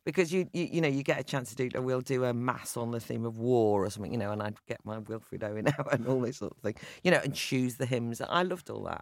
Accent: North Wales, United Kingdom; I'm from an Irish Catholic background, probably fairly typical of the Irish immigrants who came over, ended up living in North Wales

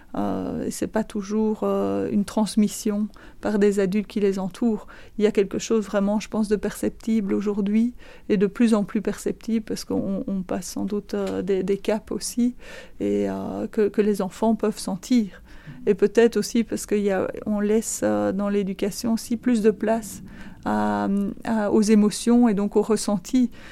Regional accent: Florennes-Philippeville area, Wallonia, Belgium; also born or lived in Vezin, Andenne, Belgium; now in Andenne, Belgium; je ne suis pas originaire d'ici. Je suis originaire du côté de Florène-Philippeville

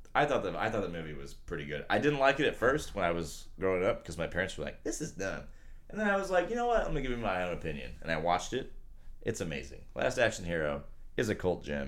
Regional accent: United States; I'm American

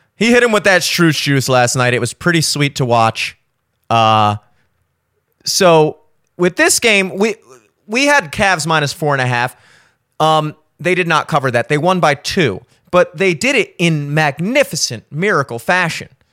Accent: Maryland, United States; my home state of Maryland

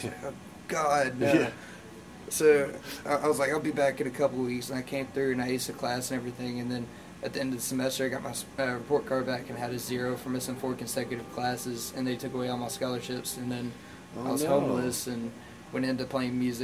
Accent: Union City, Tennessee, United States; moved away as an adult; also born or lived in Florida; now in Memphis, United States; moved to Obion County, Tennessee, near Union City when I was like 5. And from then till I was 18, I grew up in a small country town

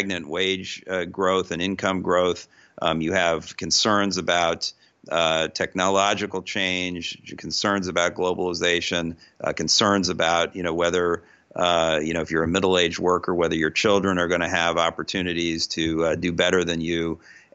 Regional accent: United States; I'm an American

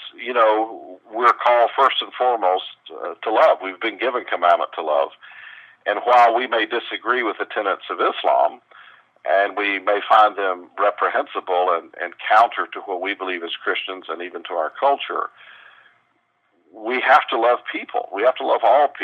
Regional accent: the South, United States; I grew up in the South

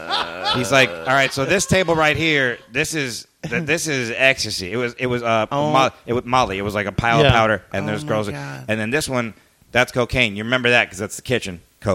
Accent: Miami, Florida, United States; moved away; I grew up in Miami.

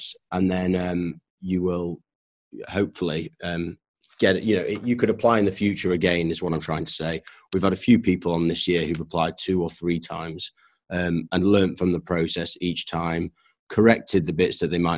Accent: Leeds, Yorkshire and the Humber, United Kingdom; moved away as an adult; also born or lived in London / Newmarket; I grew up in Leeds, not around horses.

